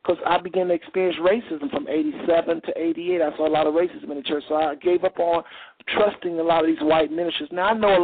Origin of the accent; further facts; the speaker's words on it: Texas, United States; now in Ohio, United States; I live in Ohio. I'm from Texas